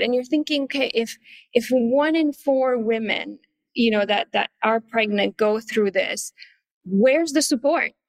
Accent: Canada; moved away as an adult; also born or lived in Paris, France; now in Asia; I'm Canadian, but very quickly after finishing school, I moved to Paris

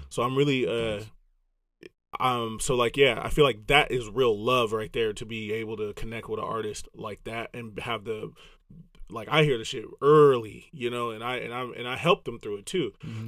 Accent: Los Angeles, California, United States; accent: Southern SoCal surfer boy; also born or lived in Grand Rapids, Michigan; I'm from the West Coast

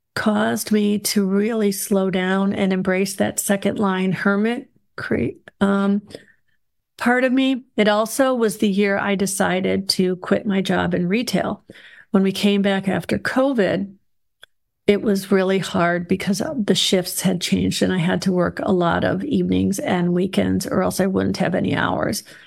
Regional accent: Chicago, Illinois, United States; now in North Georgia, United States; I was raised in Chicago

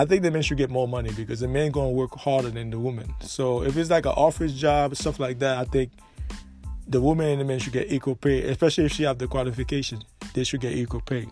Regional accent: United States; I'm from America

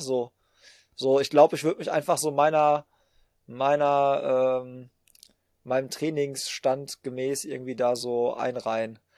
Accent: Hagen, North Rhine-Westphalia, Germany; bei uns in Hagen, wo ich herkomme

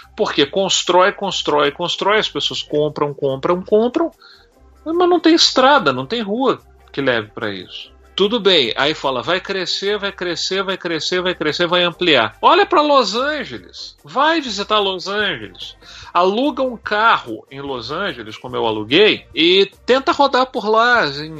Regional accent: Minas Gerais, Brazil; moved away as an adult; also born or lived in Belo Horizonte / Copacabana, Rio de Janeiro; eu sou de Minas Gerais

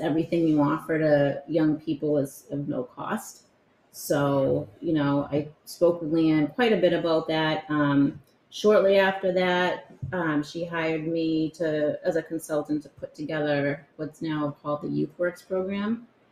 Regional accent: Winthrop, United States; I grew up in Winthrop.

